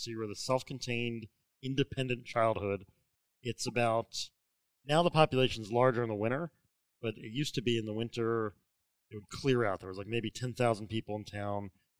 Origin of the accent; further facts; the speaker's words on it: Ocean City, New Jersey, United States; I grew up in Ocean City.